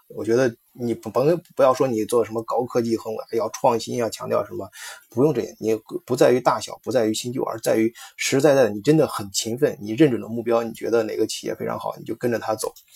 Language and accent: Chinese; China; 我们中国人